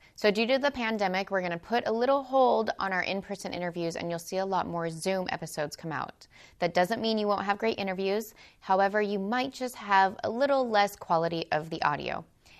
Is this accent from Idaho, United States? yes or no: yes; Idaho, United States; we're both from Idaho